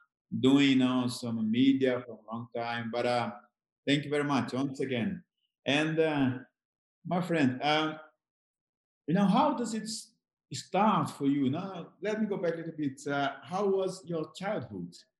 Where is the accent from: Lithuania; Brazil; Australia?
Brazil; moved away as an adult; like myself in Brazil.